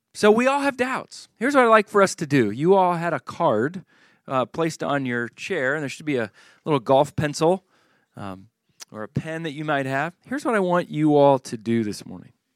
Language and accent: English; Charlottesville, Virginia, United States; Charlottesville is my hometown where I grew up